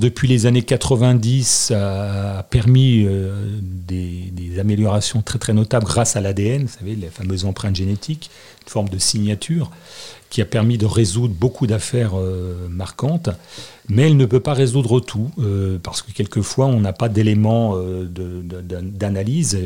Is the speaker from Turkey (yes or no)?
no; Annecy, Auvergne-Rhône-Alpes, France; also born or lived in Marseille / Corsica / Grenoble; je suis né à Annecy. ma mère était née à Annecy. mes frères et sœurs sont sur Annecy. J'ai fait mes études à Annecy